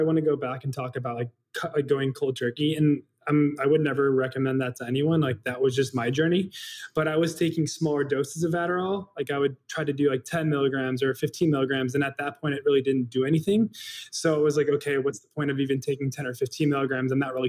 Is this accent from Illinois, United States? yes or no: yes; Chicago, Illinois, United States; growing up in the South Side of Chicago.